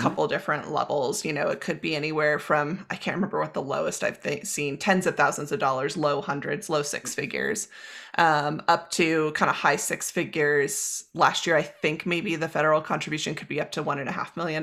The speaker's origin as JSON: {"language": "English", "region": "California", "country": "United States", "tie": "born or raised there", "also_born_or_lived": "Pacific Northwest / Utah", "moved": "as an adult", "lives_now": "Boulder, United States", "said": "from growing up in California to college in the Pacific Northwest, to working as a raft guide in Utah, and now living in Boulder, Colorado"}